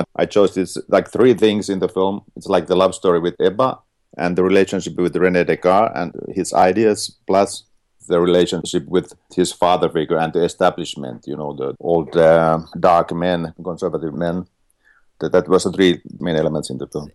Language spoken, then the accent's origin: English; Finland; I'm from Finland